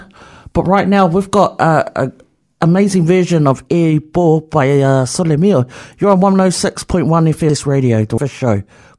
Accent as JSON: {"language": "English", "region": "Wellington", "country": "New Zealand", "tie": "born or raised there", "said": "I grew up in Strathmore"}